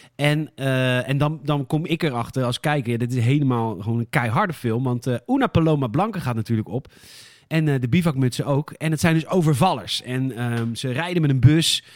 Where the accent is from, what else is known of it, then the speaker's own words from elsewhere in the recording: Boskoop, South Holland, Netherlands; Ik kom uit Boskoop